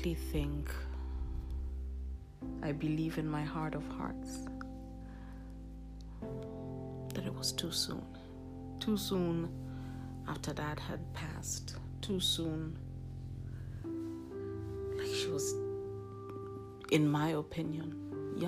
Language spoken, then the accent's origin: English; Nairobi, Kenya; moved away as an adult; now in Rome, Italy; I moved from Nairobi, Kenya, which is my home, my country of birth, to Rome, Italy, and I've been here since.